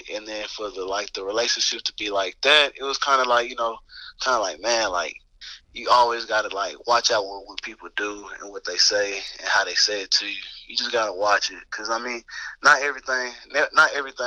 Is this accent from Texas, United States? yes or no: yes; Texas, United States; also born or lived in Lubbock, Texas; I'm from Texas, so usually it's always I went to A&M or Texas or Texas Tech